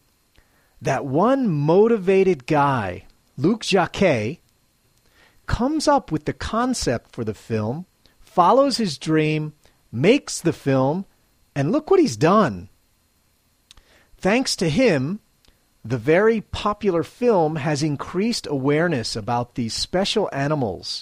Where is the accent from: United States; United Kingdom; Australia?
United States; Philadelphia, Pennsylvania; now in Matsumoto, Japan; I'm originally from Philadelphia, Pennsylvania, USA